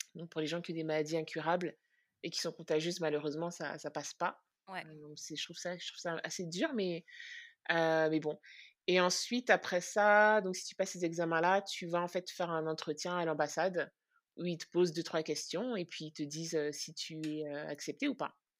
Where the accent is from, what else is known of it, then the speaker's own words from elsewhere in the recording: France; moved away as an adult; also born or lived in Central African Republic / Brooklyn, New York; now in New York, United States; j'ai grandi en France, j'ai un petit peu grandi aussi en Centrafrique